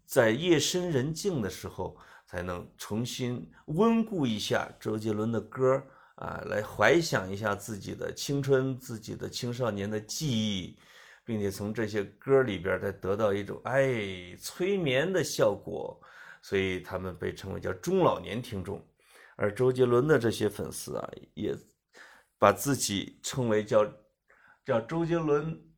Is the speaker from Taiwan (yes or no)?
no; Central Plains, China; moved away; also born or lived in Beijing; 我们中原人